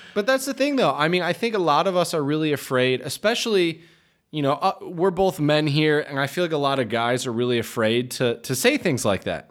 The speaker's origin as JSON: {"language": "English", "country": "United States"}